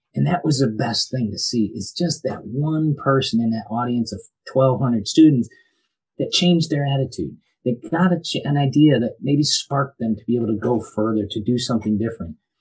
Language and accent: English; Birmingham, Michigan, United States; moved away as an adult; now in Florida, United States; I'm originally from Birmingham, Michigan. Grew up there